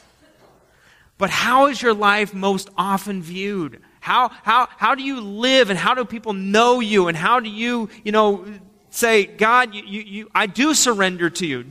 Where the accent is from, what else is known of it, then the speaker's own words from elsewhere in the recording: United States; as Americans